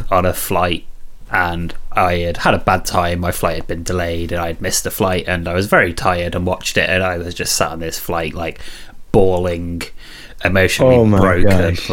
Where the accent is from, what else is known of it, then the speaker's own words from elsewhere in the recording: Coventry, West Midlands, United Kingdom; my hometown of Coventry